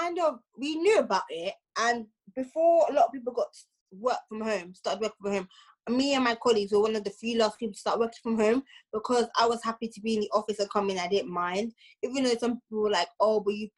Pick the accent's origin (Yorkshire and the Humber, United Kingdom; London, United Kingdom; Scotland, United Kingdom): London, United Kingdom; also born or lived in Oxford; I'm originally from London